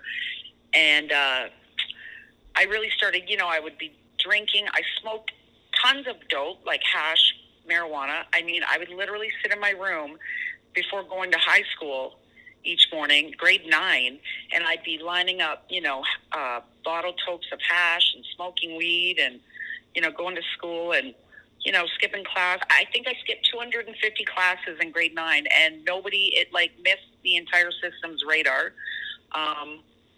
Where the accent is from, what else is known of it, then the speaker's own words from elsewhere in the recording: Toronto, Ontario, Canada; also born or lived in Alberta; we moved back to basically Scarborough, where I grew up just outside of Toronto.